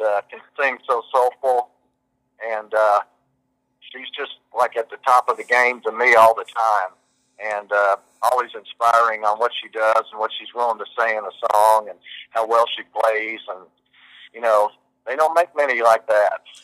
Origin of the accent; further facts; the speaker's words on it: Kentucky, United States; moved away; I came from Kentucky